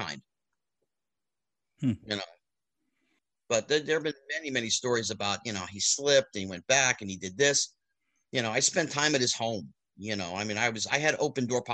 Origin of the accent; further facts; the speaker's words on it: Bridgewater, New Jersey, United States; I grew up in Central New Jersey, a town called Bridgewater, New Jersey